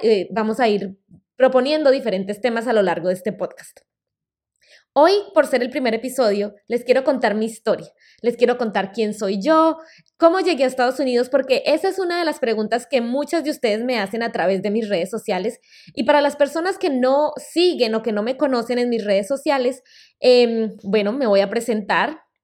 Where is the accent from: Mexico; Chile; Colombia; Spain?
Colombia; first language Spanish; moved away as an adult; also born or lived in Boston, United States; now in United States; En el 2008 volví a Colombia y terminé mi carrera universitaria